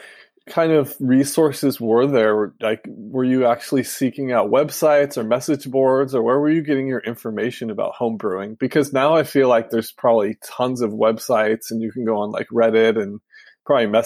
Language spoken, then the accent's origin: English; Los Angeles, California, United States; now in Northern California, United States; I'm from Los Angeles